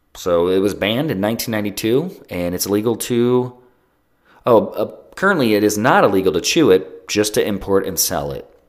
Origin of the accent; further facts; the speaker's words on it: Ohio, United States; I'm from Ohio and we have billboards everywhere.